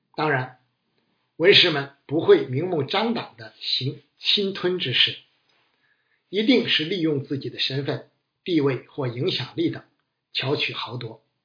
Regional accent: China; 我们中国人倾向 脸谱化的思维

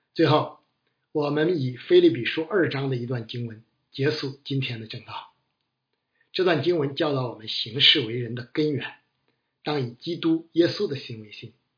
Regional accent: China; 我们中国人倾向 脸谱化的思维

